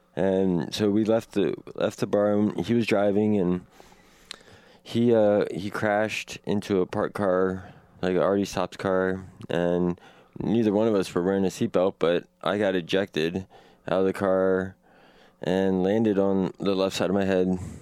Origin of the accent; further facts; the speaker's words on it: Washington, District of Columbia, United States; now in Portland, United States; I was born in Northwest Washington, D C, on May tenth, nineteen eighty-four.